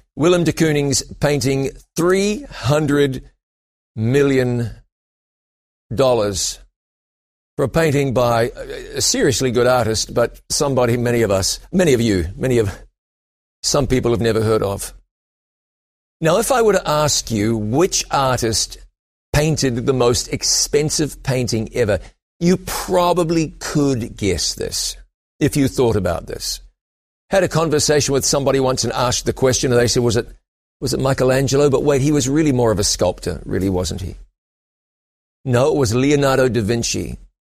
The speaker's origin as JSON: {"language": "English", "country": "New Zealand", "also_born_or_lived": "London, United Kingdom", "moved": "yes", "said": "I went back to my home country of New Zealand"}